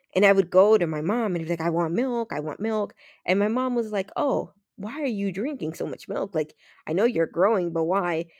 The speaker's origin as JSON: {"language": "English", "town": "Toronto", "region": "Ontario", "country": "Canada", "tie": "born or raised there", "also_born_or_lived": "Los Minas, Dominican Republic", "said": "my childhood friends from Toronto that I grew up on Weston Road"}